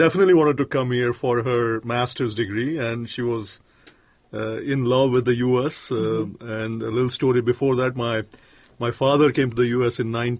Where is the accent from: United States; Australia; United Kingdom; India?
India; You know, I'm from India, as you know by now